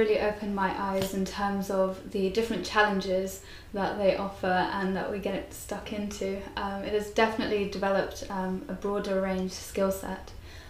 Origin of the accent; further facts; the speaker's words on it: London, United Kingdom; I'm 16, and I'm from North London.